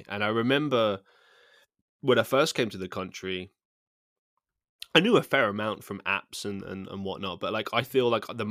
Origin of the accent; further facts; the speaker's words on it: England, United Kingdom; Like, I think most people growing up in England do.